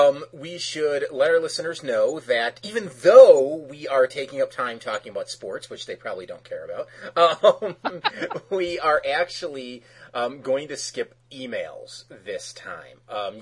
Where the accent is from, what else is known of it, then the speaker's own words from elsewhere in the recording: Chicago, Illinois, United States; the Bears won, which is great, because I'm from Chicago, and I'm a Bears fan, but hey, a Chicago team wins, that's great